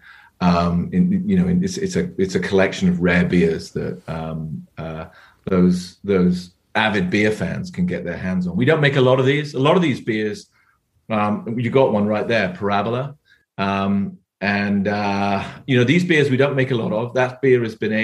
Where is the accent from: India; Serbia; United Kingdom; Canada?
United Kingdom; England; moved away as an adult; now in California, United States; I'm here from England.